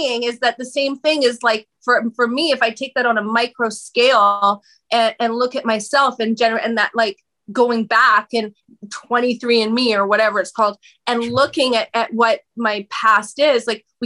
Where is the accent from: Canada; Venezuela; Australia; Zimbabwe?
Canada; Vancouver, British Columbia; I'm from Canada, right? So I'm from Vancouver.